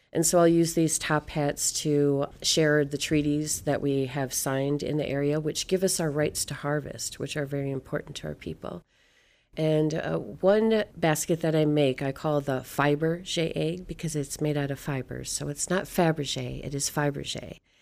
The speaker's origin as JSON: {"language": "English", "region": "Michigan", "country": "United States", "said": "I am Anishinaabe from Michigan"}